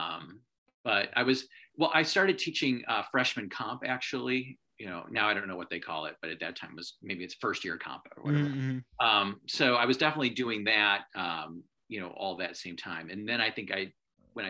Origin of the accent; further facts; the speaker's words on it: Midwest, United States; moved away; also born or lived in New York City; growing up in the Midwest, it's sort of like the idea of moving to the big city means moving to Chicago